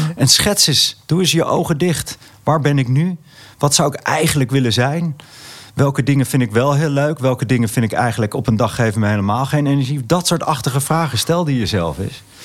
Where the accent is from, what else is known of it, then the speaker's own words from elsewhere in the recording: Netherlands; ik voel me echt een Nederlander met, met alle familie en vrienden om me heen